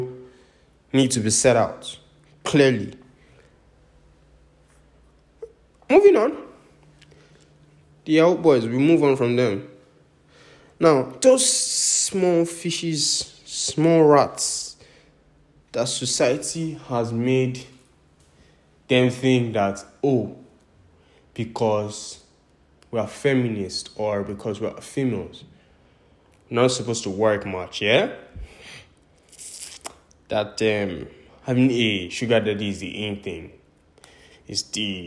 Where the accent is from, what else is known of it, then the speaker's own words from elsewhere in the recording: Nigeria; I'm Nigerian